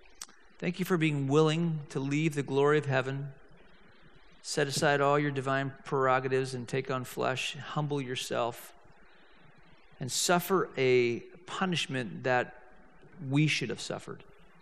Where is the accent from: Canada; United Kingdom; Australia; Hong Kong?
Hong Kong; I grew up in Hong Kong, and I'm living in Hong Kong, and I'm a senior.